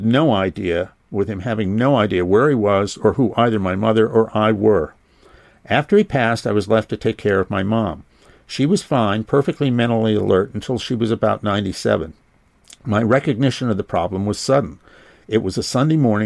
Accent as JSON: {"language": "English", "region": "Massachusetts", "country": "United States", "tie": "born or raised there", "also_born_or_lived": "Washington", "moved": "as an adult", "said": "I was growing up in Massachusetts"}